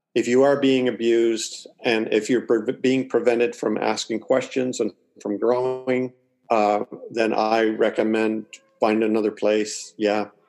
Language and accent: English; Toronto, Ontario, Canada; also born or lived in Springfield, Missouri; now in Atlantic Canada, Canada; I'm from Canada and I'm living in Canada. Okay. So uh, I was born in Toronto, but I'm living out on the East Coast now.